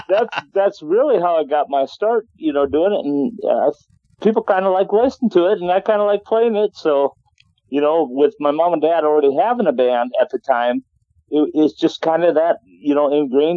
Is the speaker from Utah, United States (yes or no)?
no; Watertown, South Dakota, United States; I come from Watertown, South Dakota. I was born there.